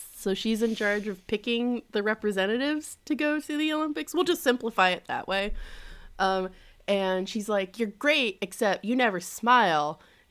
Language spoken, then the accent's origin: English; Canada; accent: Canadian; So that is my Canadian accent.